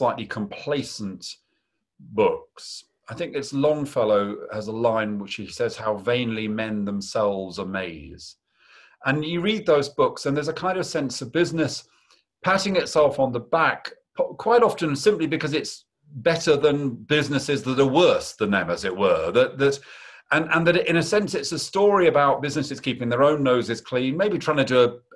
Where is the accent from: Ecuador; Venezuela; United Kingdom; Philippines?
United Kingdom; I say that as a Brit